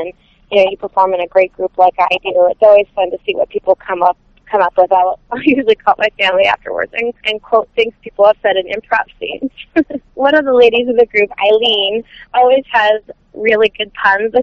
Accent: Virginia, United States; I grew up in Virginia, so I went to the Smithsonian, you know, throughout my childhood

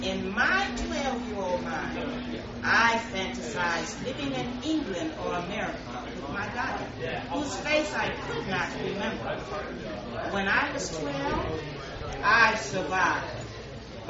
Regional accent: Trinidad & Tobago; When I was 12 and growing up in Trinidad and Tobago

